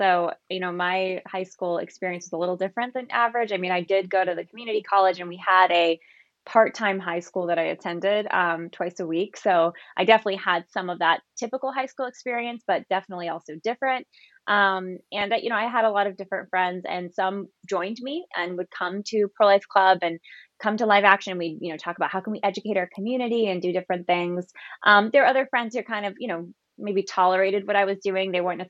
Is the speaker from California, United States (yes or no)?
yes; San Jose, California, United States; I'm from a big family, one of eight kids. My parents were pro-life, but they weren't activists. And I grew up in Northern California in San Jose.